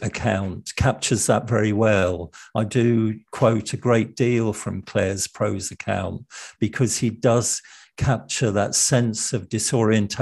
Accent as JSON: {"language": "English", "region": "London", "country": "United Kingdom", "tie": "born or raised there", "said": "I was brought up in the East End of London"}